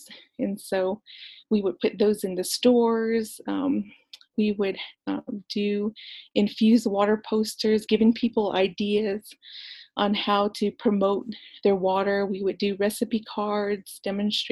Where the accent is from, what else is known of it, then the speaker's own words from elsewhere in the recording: New Mexico, United States; I'm actually from Baclabato, New Mexico, which is the Four Corners area